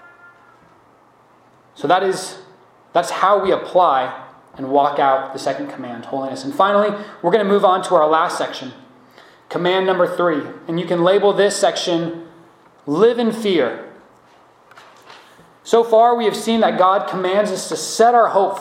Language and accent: English; United States; as American believers